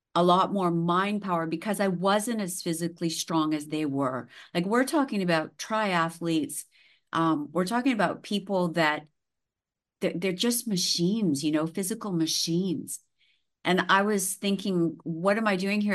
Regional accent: Saskatchewan, Canada; now in Nice, France; I grew up in the prairies, so I grew, I was born in Saskatchewan.

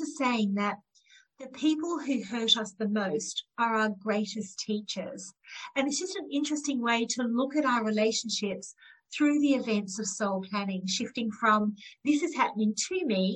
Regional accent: Australia; I'm one of nine children growing up in Australia from Indian heritage

